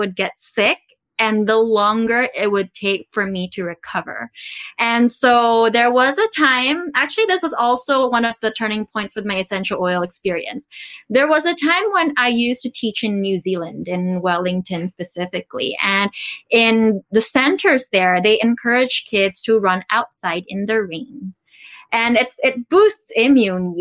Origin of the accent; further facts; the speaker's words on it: Philippines; also born or lived in Taiwan; I grew up in the Philippines. So I'm actually from Taiwan, but I grew up in the Philippines. I came when I was super young.